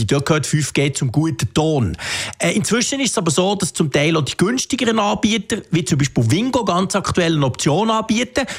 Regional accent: Switzerland; bei uns in der Schweiz

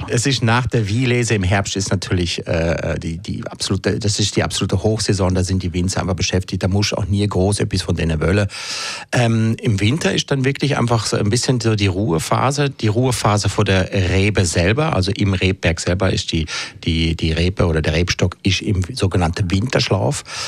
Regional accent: Switzerland; bei uns in der Schweiz

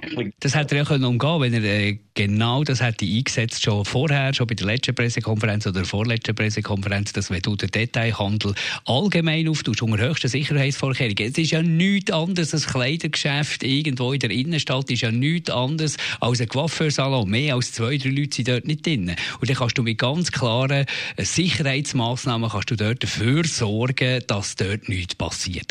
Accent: Switzerland; bei uns in der Schweiz

